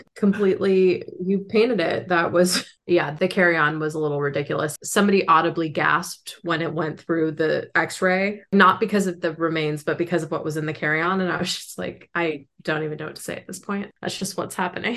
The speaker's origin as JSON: {"language": "English", "area": "San Francisco Bay Area", "region": "California", "country": "United States", "said": "we're from the San Francisco Bay Area"}